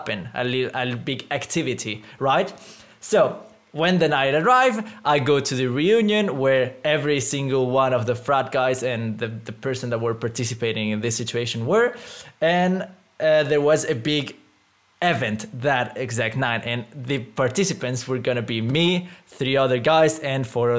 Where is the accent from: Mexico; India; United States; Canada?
Mexico; moved away; I come from Mexico